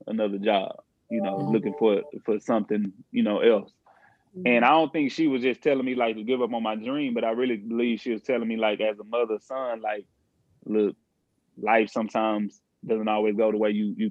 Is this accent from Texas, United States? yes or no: yes; Houston, Texas, United States; I'm from Ailey, Texas, Houston to be exact. Ailey, kind of like the inner city, so to speak. I grew up single parent household